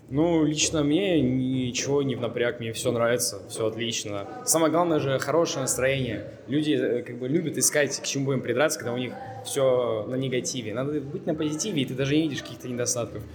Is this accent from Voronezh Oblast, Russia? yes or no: yes; Voronezh, Voronezh Oblast, Russia; Я приехал из Воронежа, такой провинциальный город, может, вы слышали. Очень уютный и любимый